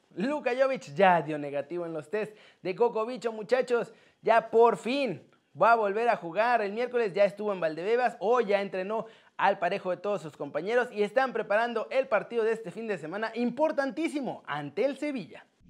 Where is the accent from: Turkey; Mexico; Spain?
Mexico